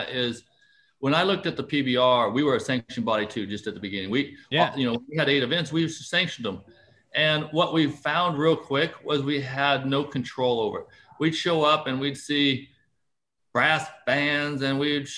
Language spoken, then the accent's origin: English; United States; we're still American